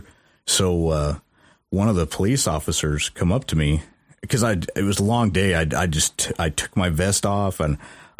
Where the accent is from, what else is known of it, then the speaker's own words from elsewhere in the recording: Mexico, Missouri, United States; I don't think I've ever really been exposed to, I guess, the dark side of my hometown.